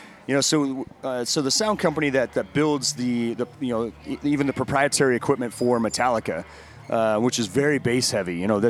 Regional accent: Denver, Colorado, United States; I'm from Denver, where I ran barrel houses out there for years, and it was, we were always combating that dry climate.

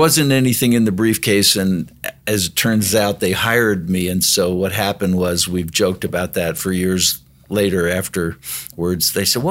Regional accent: Plainfield, New Jersey, United States; born or raised there; moved away as an adult; now in Denver, United States

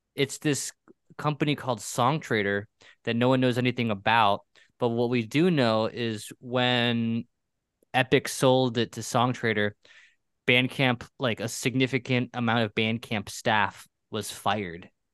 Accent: Pennsylvania, United States; I grew up in Pennsylvania.

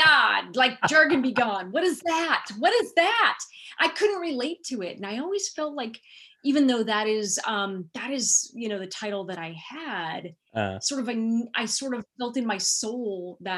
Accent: Silicon Valley, California, United States; also born or lived in Los Angeles; I was born and raised in Silicon Valley, what is now Silicon Valley

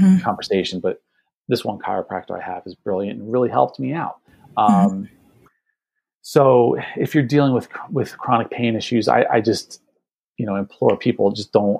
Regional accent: New Jersey, United States; I'm here in the Northeast. I'm from New Jersey

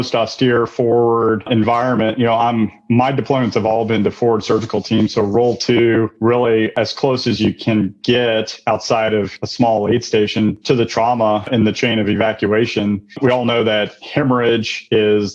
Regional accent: Missouri, United States; I'm from Missouri

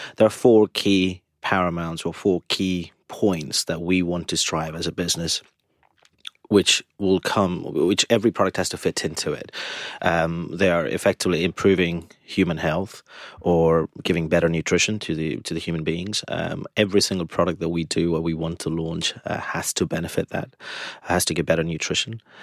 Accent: India; being Indian again, being vegetarian from birth

